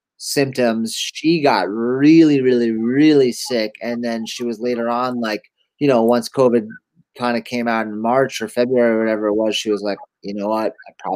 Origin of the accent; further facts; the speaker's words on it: upstate New York, United States; moved away as an adult; And I grew up in Manipac, New York, started skateboarding when I was 13 and eventually went to my first year of film school at SVA in New York City, School of Visual Arts.